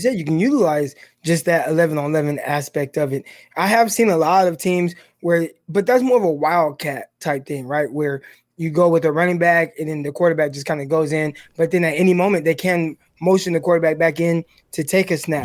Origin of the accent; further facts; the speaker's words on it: Stockton, California, United States; coming from Stockton, Northside. Like, I grew up around Crips